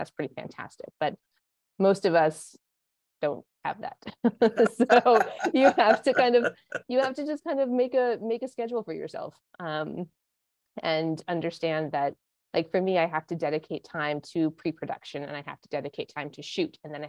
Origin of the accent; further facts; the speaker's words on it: Montana, United States; I am not from Connecticut. No, I grew up in Montana, and then I went to school out in Santa Barbara, California. Which is just north of LA.